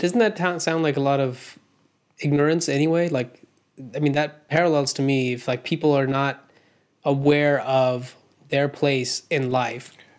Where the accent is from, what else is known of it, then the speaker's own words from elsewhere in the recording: India; moved away; I grew up in India